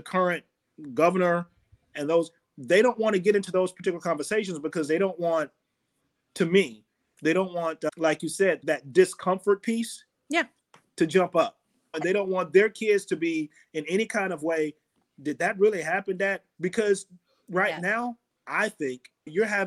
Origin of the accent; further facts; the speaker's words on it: Fort Myers, Florida, United States; growing up in Florida and Fort Myers